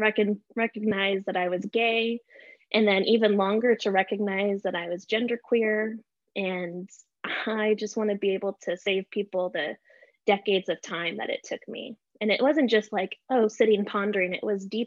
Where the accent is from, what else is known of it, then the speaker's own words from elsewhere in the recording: El Paso, Texas, United States; I grew up in El Paso, Texas.